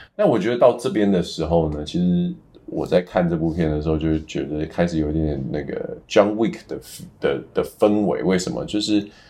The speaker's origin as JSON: {"language": "Chinese", "country": "Taiwan", "said": "我们台湾人都很熟悉的《阮经天》"}